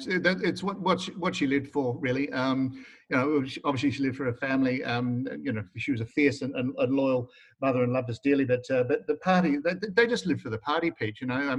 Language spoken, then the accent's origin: English; Adelaide, South Australia, Australia; South Australia in the 1970s was a very interesting period. I mean, I grew up there